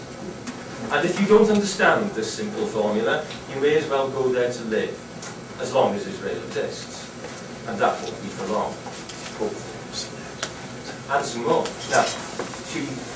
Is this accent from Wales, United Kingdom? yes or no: yes; Wrexham, Wales, United Kingdom; my hometown of Wrexham in North Wales